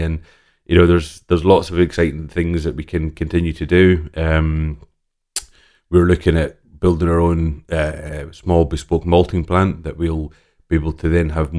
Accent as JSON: {"language": "English", "town": "Islay", "region": "Scotland", "country": "United Kingdom", "tie": "born or raised there", "said": "So I grew up in on Isla. I was born and raised on Isla. My father was working at Laphroaig Distillery, so we lived right beside the distillery."}